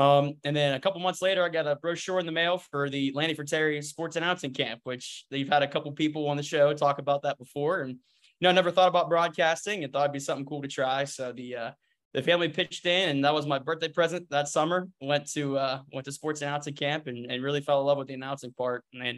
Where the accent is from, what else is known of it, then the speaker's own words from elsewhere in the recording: Shadyside, Ohio, United States; Well, actually, I'm from Shadyside. So it's like 2 miles. It's like right down the river.